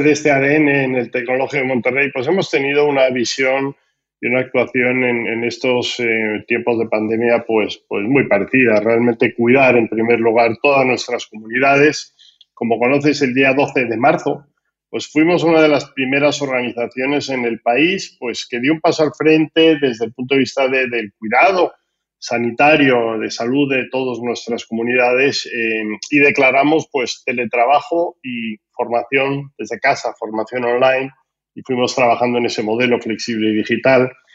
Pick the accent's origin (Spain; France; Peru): Spain; como español no me gusta nada el nombre